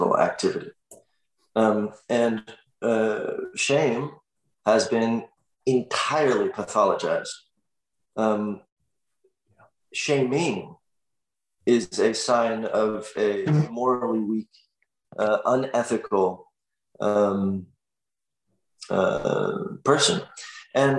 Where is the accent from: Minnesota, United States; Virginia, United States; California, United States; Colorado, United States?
California, United States; Los Angeles; I grew up in Los Angeles in the Valley, where there was no community.